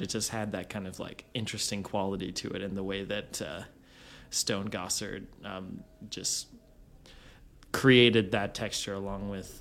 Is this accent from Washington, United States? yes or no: yes; Washington, United States; moved away; I've always identified with growing up in Washington